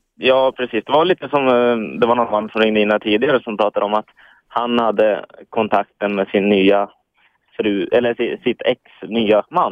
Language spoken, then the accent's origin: Swedish; Hudiksvall, Gävleborg County, Sweden; moved away as an adult; now in Stockholm, Sweden; Jag är uppvuxen uppe i Hudiksvall. Eh, mm. Eh, bor nu i Stockholm